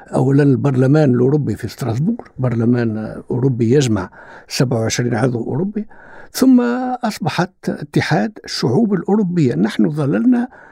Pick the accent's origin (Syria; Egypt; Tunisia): Tunisia; عندنا في تونس